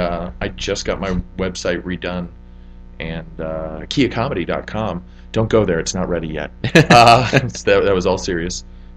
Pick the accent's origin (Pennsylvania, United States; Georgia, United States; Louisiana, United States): Georgia, United States; Atlanta; born there; I was born in Atlanta, Georgia.